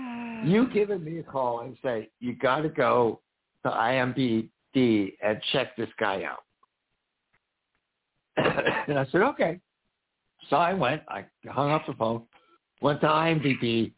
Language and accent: English; Bradford, Pennsylvania, United States; because I grew up in Bradford, Pennsylvania. Bradford is very, very rural. The deer outnumber the amount of humans in the county.